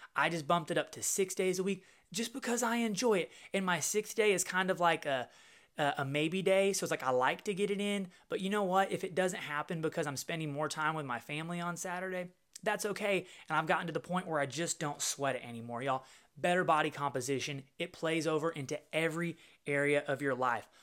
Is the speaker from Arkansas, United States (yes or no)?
yes; Little Rock, Arkansas, United States; Little Rock, Arkansas, which is my hometown